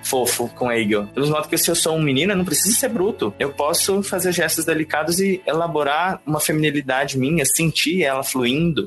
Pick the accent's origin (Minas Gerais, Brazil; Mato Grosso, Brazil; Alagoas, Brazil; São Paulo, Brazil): Mato Grosso, Brazil; Rondonópolis; now in Cuiabá, Brazil; eu sou de Rondonópolis, Mato Grosso, e moro em Cuiabá, Mato Grosso